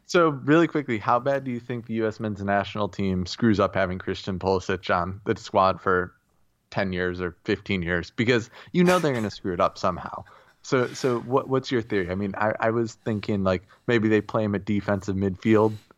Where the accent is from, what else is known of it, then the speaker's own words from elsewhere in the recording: United States; I am an American